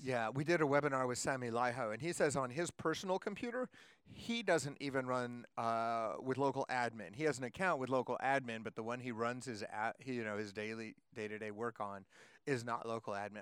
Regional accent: Seattle, Washington, United States; I'm from Seattle, where it's also cold and raining.

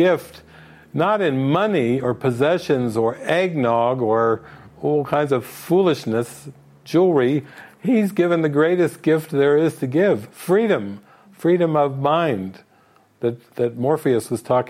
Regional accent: Ohio, United States; I'm from Ohio

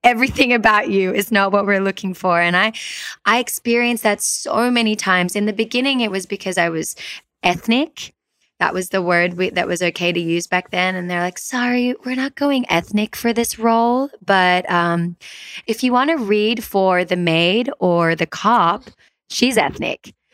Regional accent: Sydney, New South Wales, Australia; also born or lived in Peru; I grew up in Sydney, Australia, and I had a pretty typical suburban Sydney upbringing

